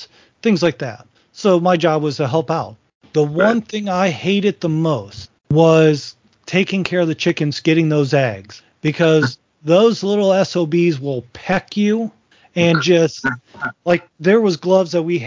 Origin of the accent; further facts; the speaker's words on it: Northwest Ohio, United States; moved away as an adult; now in Virginia, United States; I was born and raised in Northwest Ohio